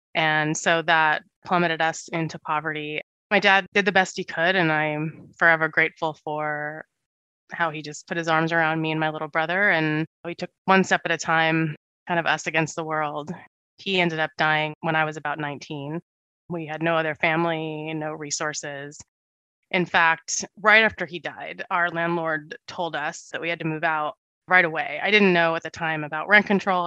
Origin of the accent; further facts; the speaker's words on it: Santa Monica, California, United States; I grew up pretty poor in Santa Monica with my parents and my little brother